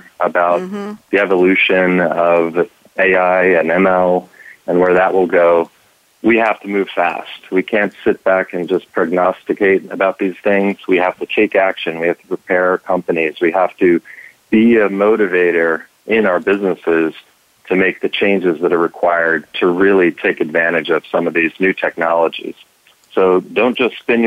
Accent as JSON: {"language": "English", "town": "Philadelphia", "region": "Pennsylvania", "country": "United States", "tie": "born or raised there", "moved": "yes", "lives_now": "Washington, D.C., United States", "said": "I'm from Philadelphia area, so that is home and where I grew up. Now I live down in the Washington, D.C. area"}